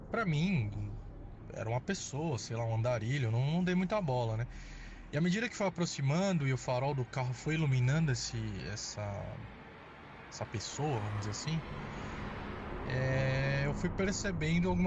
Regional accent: São Paulo, Brazil; Sou …, sou aqui de São Paulo

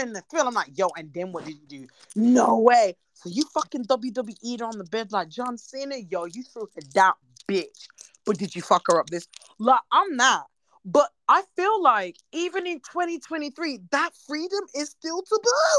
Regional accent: United Kingdom; I'm British.

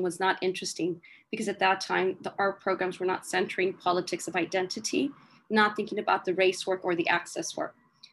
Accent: northern Mexico, Mexico; moved away; we are desert people from Northern Mexico

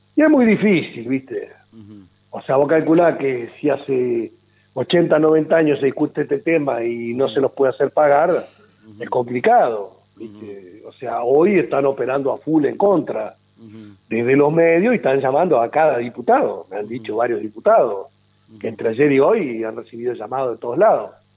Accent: Argentina; nosotros como Argentina

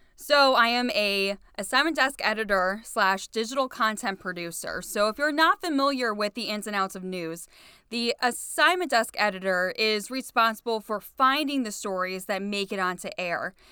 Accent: Cleveland, Ohio, United States; also born or lived in Painesville Township, Ohio; I wanted to be a T V news reporter in Cleveland for my hometown, so that's why I didn't want to leave my hometown.

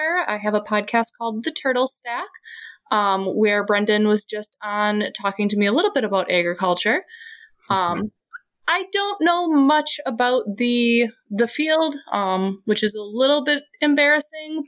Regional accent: Wisconsin, United States; I'm from Wisconsin and we're the dairy state

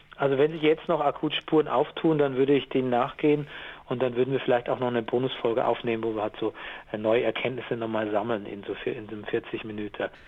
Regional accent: Gäuboden area, Lower Bavaria, Germany; ich komme ja aus Niederbayern, so Gäubodenbereich

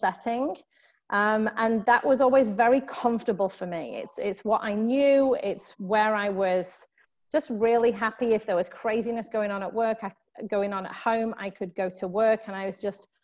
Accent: United Kingdom; moved away as an adult; now in Southern California, United States; you can probably tell from my accent that I am from the UK originally.

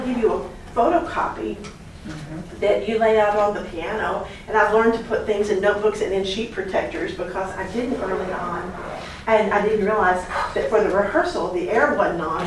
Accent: Knoxville, Tennessee, United States; in my own hometown. I'm from Knoxville, Tennessee

